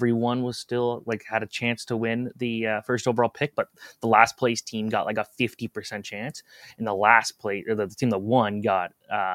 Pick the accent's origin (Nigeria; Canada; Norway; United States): Canada; Toronto, Ontario; growing up in the Toronto area